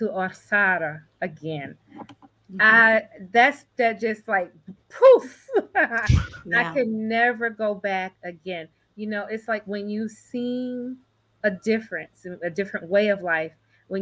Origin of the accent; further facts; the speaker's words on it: New York City, New York, United States; We, you know, grew up in the projects in the Bronx.